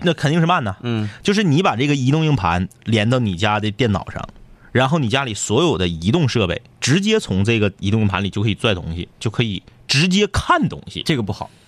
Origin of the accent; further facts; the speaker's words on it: Northeast China, China; accent: Northeastern (Dongbei) dialect; 用我们东北话说